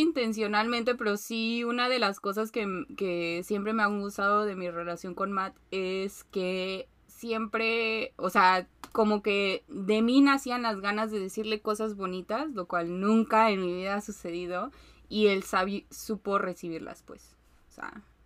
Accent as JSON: {"language": "Spanish", "country": "Mexico"}